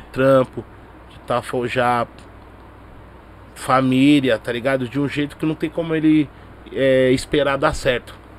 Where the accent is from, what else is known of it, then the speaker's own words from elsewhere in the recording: São Paulo, Brazil; eu nasci no Capão. Minha família é toda mineira, tá ligado? Pai, Sim. mãe meus alguns tio também. Meus tio na verdade estão tudo mineiro. Mas eu sou de uma rapaziada que nasceu aqui em São Paulo